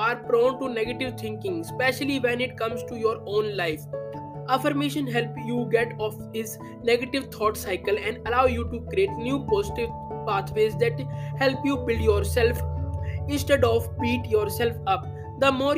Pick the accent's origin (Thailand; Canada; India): India; I am from India